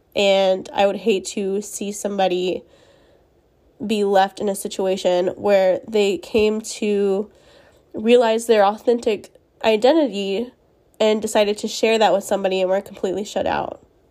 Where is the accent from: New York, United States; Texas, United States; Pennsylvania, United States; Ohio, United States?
Texas, United States; Spring; I grew up in a conservative setting in my town. I live in Texas. Um, I'm from Spring, Texas, which is north of Houston